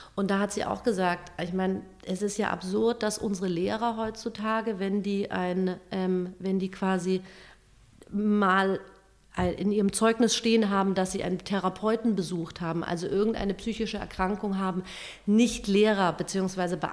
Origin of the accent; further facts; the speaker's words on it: Germany; bei uns in Deutschland